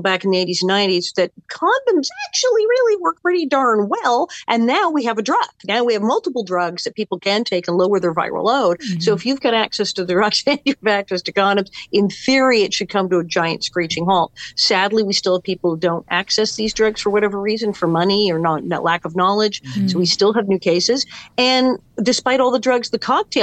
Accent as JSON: {"language": "English", "town": "West Hollywood", "region": "California", "country": "United States", "tie": "born or raised there", "also_born_or_lived": "Queens, New York", "said": "born in New York, born in Queens, and shipped out to West Hollywood at age three."}